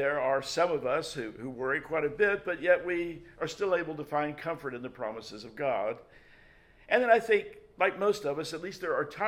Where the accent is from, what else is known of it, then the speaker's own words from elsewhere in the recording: Memphis, Tennessee, United States; the church that I grew up in Memphis, Tennessee